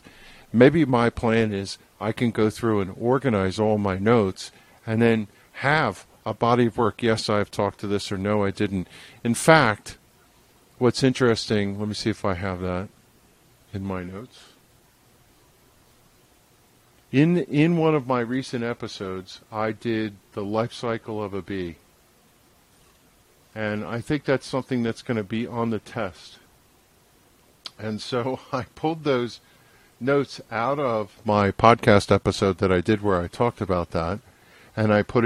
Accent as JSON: {"language": "English", "region": "New Jersey", "country": "United States", "said": "I'm a guy from New Jersey"}